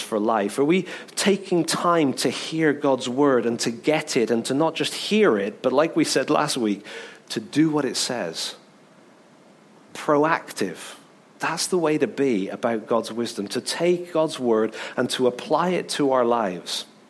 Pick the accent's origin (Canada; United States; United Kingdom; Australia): United Kingdom; England; I'm English